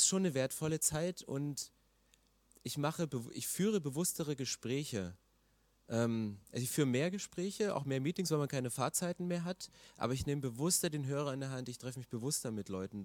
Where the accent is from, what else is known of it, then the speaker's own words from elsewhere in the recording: eastern Germany, Germany; ich komme aus dem Osten